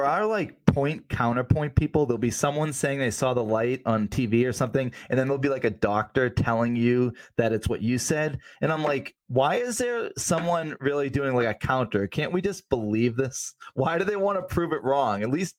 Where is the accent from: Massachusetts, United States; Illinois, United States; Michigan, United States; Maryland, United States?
Massachusetts, United States; Weymouth; We grew up in Weymouth on Whitman's Pond, which is just this like murky, disgusting pond.